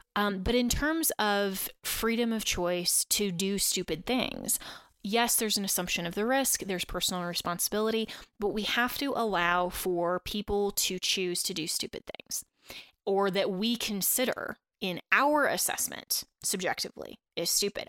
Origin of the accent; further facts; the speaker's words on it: Colorado, United States; also born or lived in Washington, D.C.; the great state of Colorado, um, my home state, and, uh, where I grew up